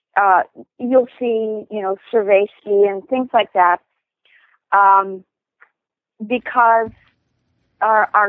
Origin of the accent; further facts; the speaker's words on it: outside of Pittsburgh, Pennsylvania, United States; I grew up outside of Pittsburgh